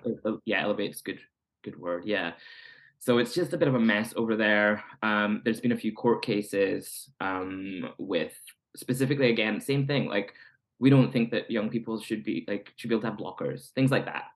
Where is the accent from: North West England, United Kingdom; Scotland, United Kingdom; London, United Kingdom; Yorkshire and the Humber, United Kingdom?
Scotland, United Kingdom; moved away; growing up queer in Scotland